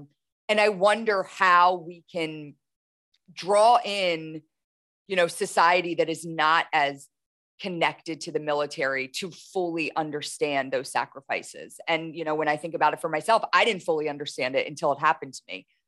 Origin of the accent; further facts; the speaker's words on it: Camp Lejeune, North Carolina, United States; born there; I grew up in a military household. I was born in Camp Lejeune, North Carolina, you know, moved all across the country.